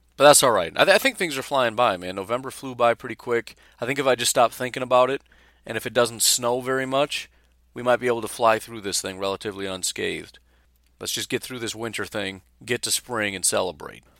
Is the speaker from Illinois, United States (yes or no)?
yes; Illinois, United States; I grew up in Illinois